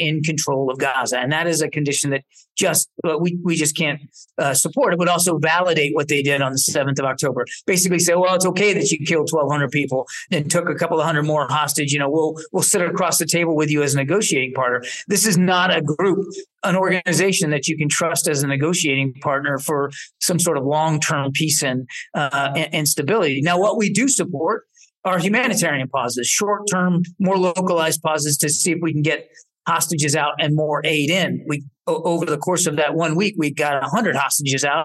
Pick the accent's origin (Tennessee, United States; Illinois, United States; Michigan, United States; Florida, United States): Florida, United States; I grew up in Florida